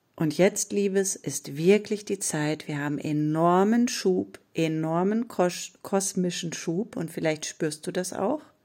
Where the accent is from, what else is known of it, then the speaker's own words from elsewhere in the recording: Ruhr area, North Rhine-Westphalia, Germany; bei uns im Ruhrpott sagt man selbst in Schuld